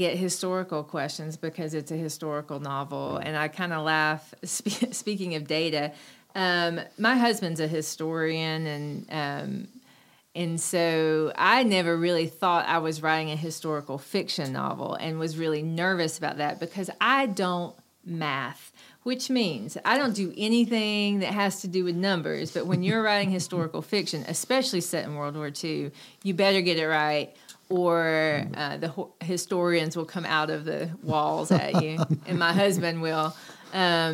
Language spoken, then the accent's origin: English; Cherokee, North Carolina, United States; I grew up in Western North Carolina in Cherokee.